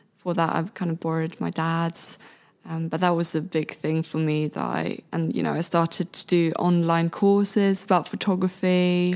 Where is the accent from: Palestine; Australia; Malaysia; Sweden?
Sweden; moved away as an adult; now in Brighton, United Kingdom; I'm originally from Sweden